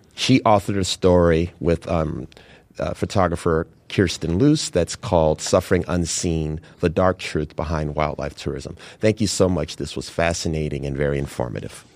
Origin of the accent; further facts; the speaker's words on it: Chicago, Illinois, United States; having been born and raised in Chicago